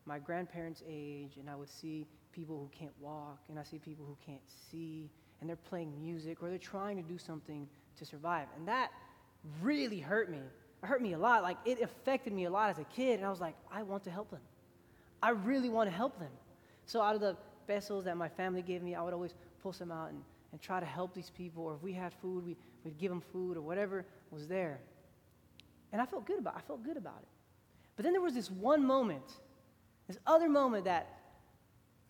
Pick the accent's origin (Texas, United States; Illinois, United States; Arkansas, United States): Texas, United States; Houston; I grew up in Houston, Texas